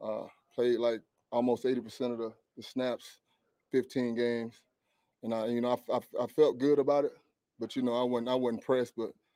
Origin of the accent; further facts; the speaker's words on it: East Texas, United States; moved away as an adult; also born or lived in Philadelphia; I'm from Texas. It's my home state